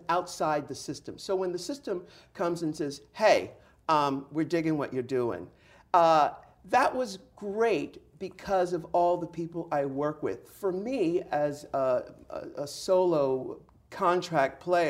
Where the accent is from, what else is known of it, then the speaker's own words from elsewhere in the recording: San Diego, California, United States; I'm from San Diego. So I grew up in the 70s